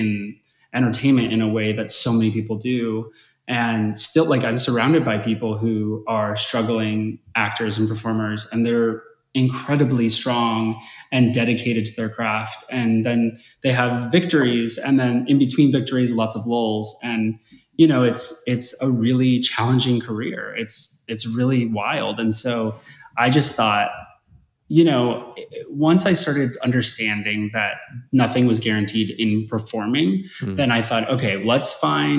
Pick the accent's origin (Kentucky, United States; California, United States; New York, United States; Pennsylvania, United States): California, United States; Simi Valley; moved away as an adult; now in Los Angeles, United States; I grew up in Simi Valley, California, which is about, 35, 40 minutes north